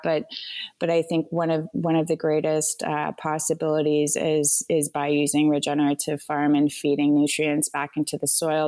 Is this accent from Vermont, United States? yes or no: yes; Vermont, United States; also born or lived in Rwanda; now in Asheville, United States; I grew up in Vermont on a farm as well.